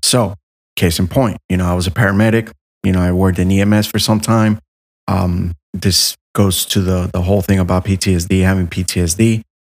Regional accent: Miami, Florida, United States; I was raised in Miami

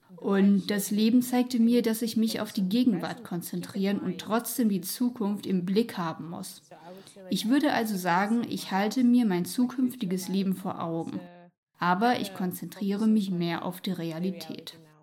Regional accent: Ukraine; German is a second language; moved away as an adult; now in Bucharest, Romania; ich bin eine Mischung aus der ukrainischen Kultur gemischt mit der Kultur meiner Heimatstadt. Es ist dort nämlich noch etwas anders als im Rest der Ukraine. Es ist eine Küstenstadt

